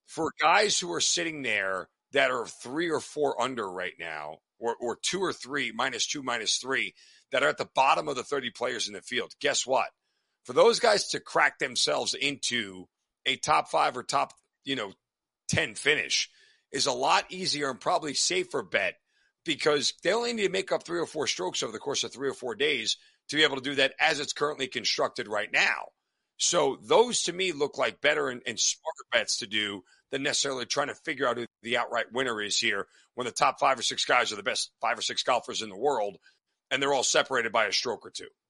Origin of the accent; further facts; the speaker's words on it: United States; I'm an American.